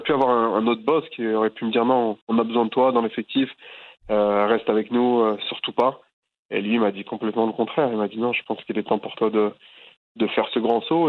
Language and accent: French; Boulogne-Billancourt, Île-de-France, France; c'est là où j'ai grandi